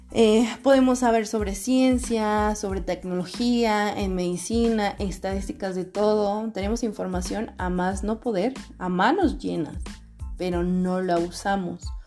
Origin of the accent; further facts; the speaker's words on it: Guadalajara, Jalisco, Mexico; moved away as an adult; Regresé a vivir a mi ciudad de origen, Guadalajara, Jalisco, México. Soy tapatía.